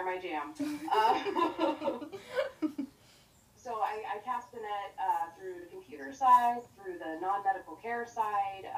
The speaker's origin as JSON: {"language": "English", "region": "Oregon", "country": "United States", "moved": "yes", "lives_now": "Arizona, United States", "said": "I currently reside in Arizona. I am from Oregon. I am a transplant hippie"}